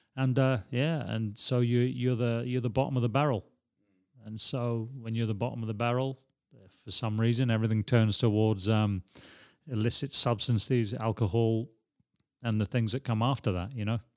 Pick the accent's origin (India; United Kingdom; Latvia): United Kingdom; Edinburgh, Scotland; now in Prague, Czech Republic; I grew up in West Hales